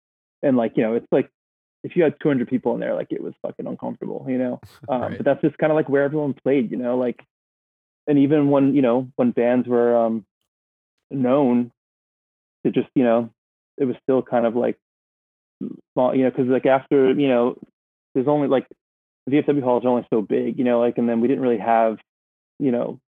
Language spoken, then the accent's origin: English; Levittown, New York, United States; we're from Levittown.